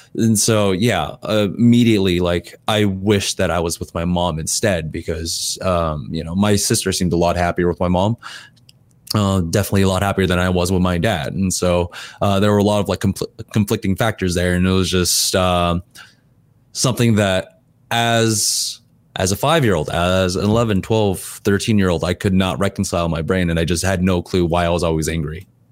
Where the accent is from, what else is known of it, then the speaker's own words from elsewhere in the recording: California, United States; also born or lived in Korea; I'm American, like, I wanna be more American